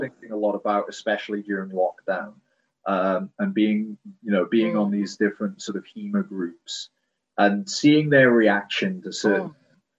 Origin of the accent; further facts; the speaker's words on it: United Kingdom; I'm I'm British